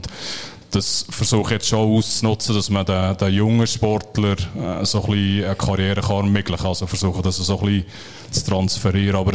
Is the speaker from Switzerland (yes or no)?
yes; Bern, Switzerland; Ähm, die Ostschweizer sind ein bisschen stark für, für mich als Berner.